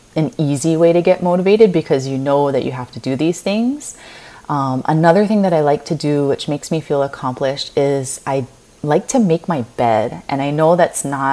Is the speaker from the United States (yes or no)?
yes; Kauai, Hawaii, United States; now in Honolulu, United States; I am a local girl from the island of Kauai, born and raised in Hawaii.